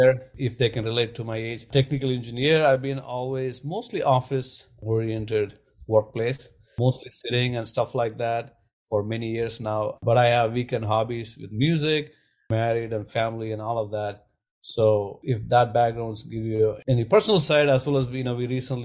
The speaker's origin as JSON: {"language": "English", "country": "India", "tie": "born or raised there", "said": "growing up in India"}